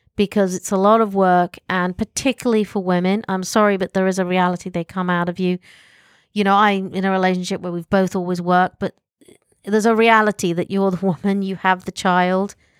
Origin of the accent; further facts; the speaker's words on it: United Kingdom; I'm British